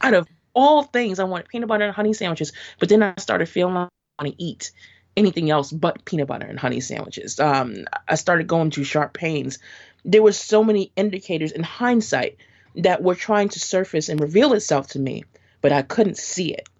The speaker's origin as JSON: {"language": "English", "town": "New York City", "region": "New York", "country": "United States", "tie": "born or raised there", "said": "So, I grew up in Brooklyn. Um, and I still am in Brooklyn."}